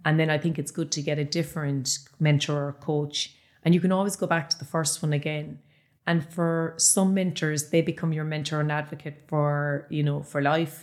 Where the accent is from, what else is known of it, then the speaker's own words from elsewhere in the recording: Ballyheigue, Munster, Ireland; I'm from Ballyhigh